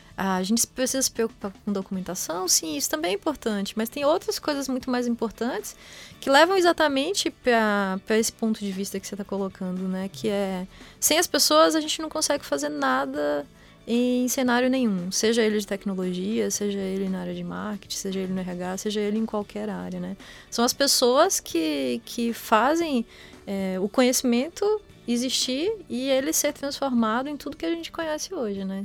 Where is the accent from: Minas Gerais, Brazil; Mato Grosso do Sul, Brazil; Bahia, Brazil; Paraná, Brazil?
Bahia, Brazil; Vitória da Conquista; moved away as an adult; now in São Carlos, Brazil; eu sou baiana, né? Sou de Vitória da Conquista e, e fiz minha graduação lá também